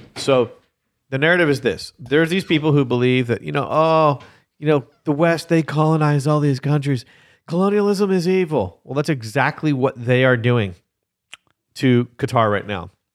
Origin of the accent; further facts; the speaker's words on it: Canada; I am Canadian.